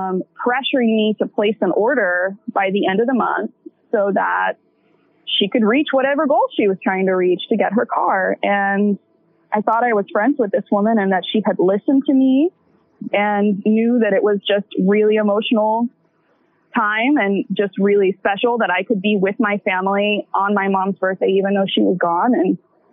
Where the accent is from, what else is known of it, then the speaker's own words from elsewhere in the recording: the South, United States; I'm from the South.